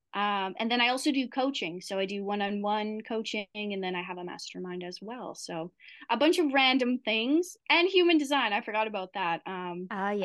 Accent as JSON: {"language": "English", "region": "Midwest", "country": "United States", "also_born_or_lived": "Wisconsin / Maui", "moved": "as an adult", "said": "I'm I'm originally from the Midwest"}